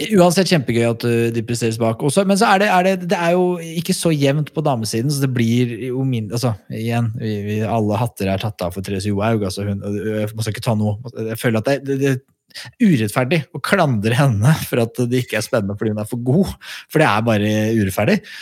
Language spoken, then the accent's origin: Norwegian; Skedsmokorset, Akershus, Norway; Jeg er jo fra Skedsmokorset, og mange vil kalle det et høl